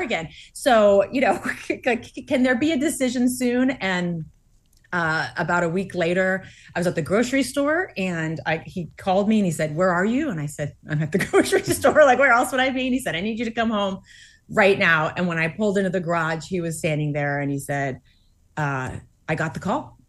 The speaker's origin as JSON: {"language": "English", "region": "Massachusetts", "country": "United States", "tie": "born or raised there", "said": "I grew up in Massachusetts, um, attending Grace Chapel"}